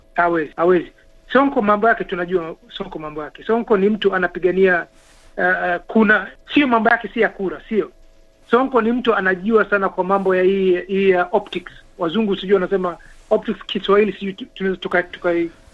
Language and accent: Swahili; Kenya; sisi ni Wakenya